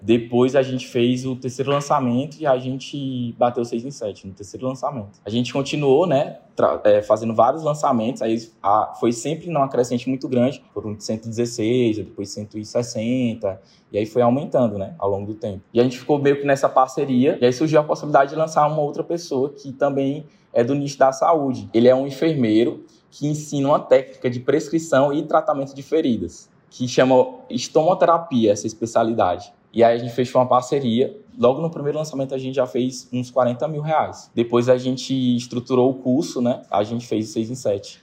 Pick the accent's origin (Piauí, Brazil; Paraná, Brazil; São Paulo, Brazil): Piauí, Brazil; Teresina; Eu sou de Teresina, no Piauí